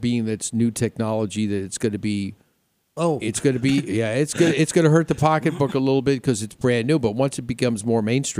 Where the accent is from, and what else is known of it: New York, United States; born or raised there; moved away